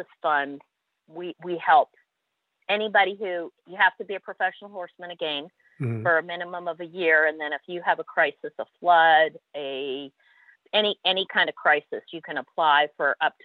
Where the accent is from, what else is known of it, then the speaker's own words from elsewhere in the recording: Canada; accent: Canadian twang; I'm a Canadian, a proud Canadian, diehard Canadian